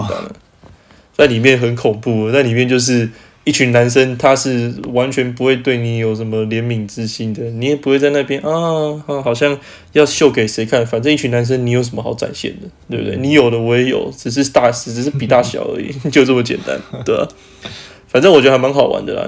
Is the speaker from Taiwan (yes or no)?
yes; Taiwan; moved away; also born or lived in Germany; 我们其他台湾人